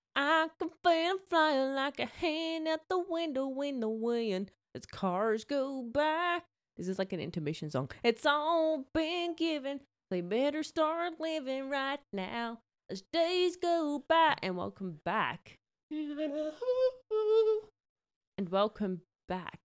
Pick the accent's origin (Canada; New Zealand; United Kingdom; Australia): Australia; New South Wales; now in Queensland, Australia; I'm from New South Wales